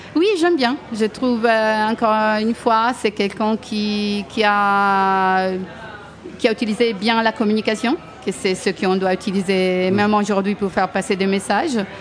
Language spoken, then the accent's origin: French; Italy; moved away as an adult; now in France; je suis une Italienne qui travaille